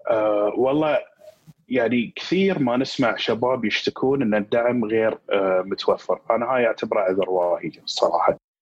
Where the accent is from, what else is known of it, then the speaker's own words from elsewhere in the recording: Qatar; عندنا في قطر